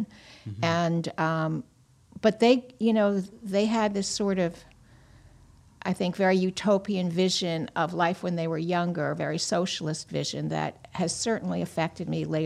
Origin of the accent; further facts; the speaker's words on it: Roslyn Heights, New York, United States; I was born on Long Island, Roslyn Heights, upper middle class Jewish family